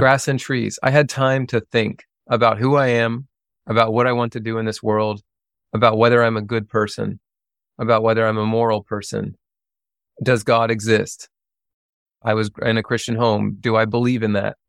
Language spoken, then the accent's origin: English; Lexington, Kentucky, United States; moved away; I grew up outside of Lexington, Kentucky. And I grew up in the country